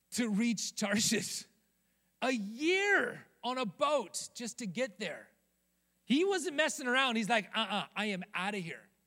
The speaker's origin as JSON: {"language": "English", "region": "Rocky Mountains", "country": "United States", "tie": "born or raised there", "moved": "yes", "lives_now": "Southern California, United States", "said": "growing up in the Rocky Mountains"}